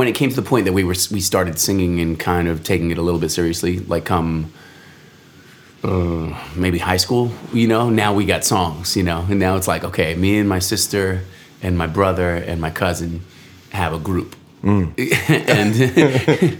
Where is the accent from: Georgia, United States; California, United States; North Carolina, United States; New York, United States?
New York, United States; Rockland County; also born or lived in Orange County, New York; I grew up in Rockland County, New York, like in the, you know, Mid-Hudson Valley. And we moved, you know, just a little bit further north up to Orange County, New York